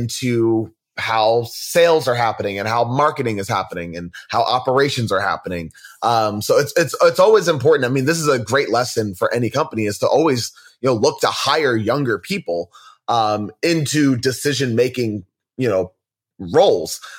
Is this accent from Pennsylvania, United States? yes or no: yes; Philadelphia, Pennsylvania, United States; I'm from Philadelphia